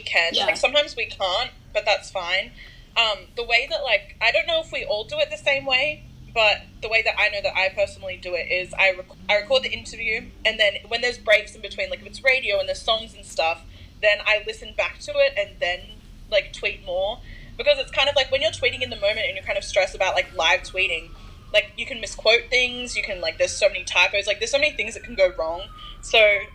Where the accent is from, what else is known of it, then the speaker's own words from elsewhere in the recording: Australia; also born or lived in Sydney; I'm Australian